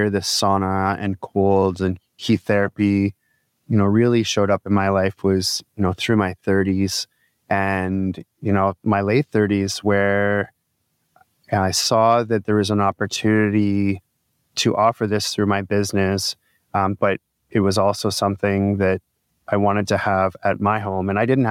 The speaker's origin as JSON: {"language": "English", "town": "Midland", "country": "United States", "tie": "born or raised there", "said": "I had the opportunity to use sauna at the Y as a kid growing up in Midland."}